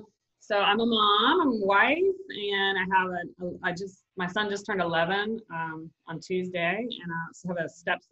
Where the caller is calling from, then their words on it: Jacksonville, Florida, United States; I'm from Florida.